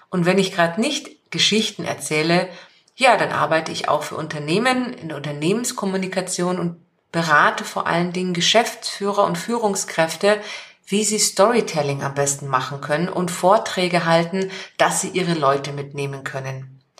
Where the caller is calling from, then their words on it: Munich, Bavaria, Germany; Ich bin aus München zugeschaltet.